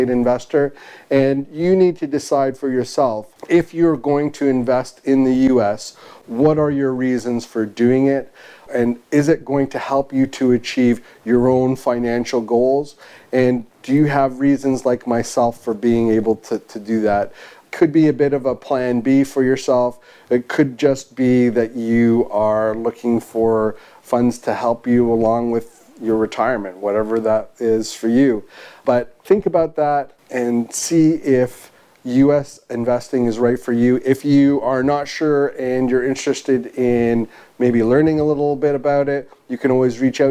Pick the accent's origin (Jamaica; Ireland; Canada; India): Canada; as a Canadian